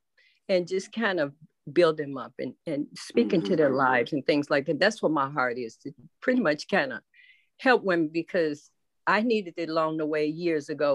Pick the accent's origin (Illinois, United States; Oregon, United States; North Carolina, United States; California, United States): Illinois, United States; Chicago; now in Georgia, United States; I'm originally from Chicago. I'm living in Georgia now.